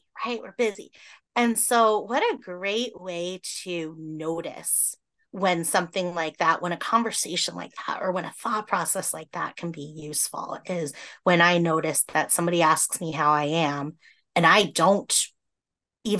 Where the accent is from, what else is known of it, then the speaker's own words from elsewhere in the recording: Massachusetts, United States; now in Iowa, United States; I grew up in Massachusetts